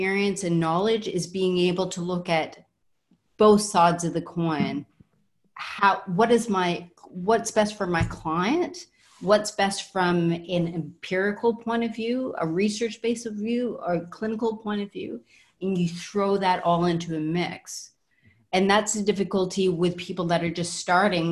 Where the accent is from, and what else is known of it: Canada